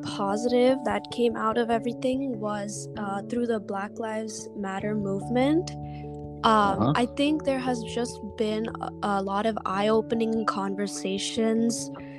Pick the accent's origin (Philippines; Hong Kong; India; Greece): India; now in United States; Because, for me, I am an Indian who's in the United States.